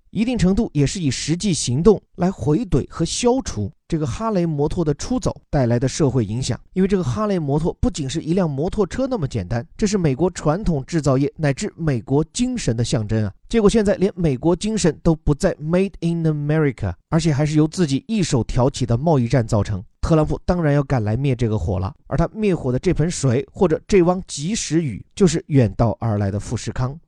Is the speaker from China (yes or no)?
yes; China; 我们中国人